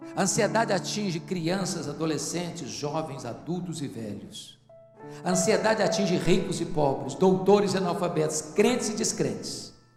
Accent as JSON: {"language": "Portuguese", "region": "Espírito Santo", "country": "Brazil", "said": "Eu sou do estado do Espírito Santo"}